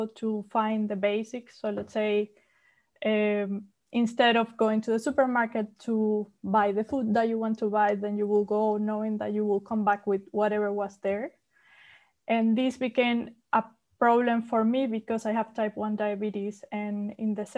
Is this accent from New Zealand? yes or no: no; Venezuela; English is a second language; moved away as an adult; now in Berlin, Germany; I come from Venezuela